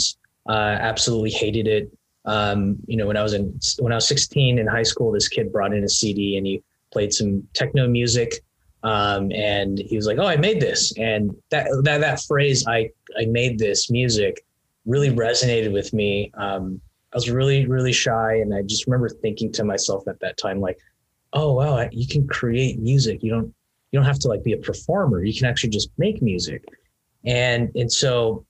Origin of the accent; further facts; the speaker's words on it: Garden Grove, California, United States; I grew up in actually Garden Grove, West Garden Grove to be more exact